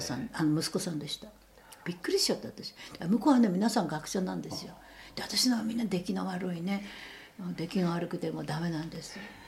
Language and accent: Japanese; Tokyo, Japan; 私はもう江戸っ子です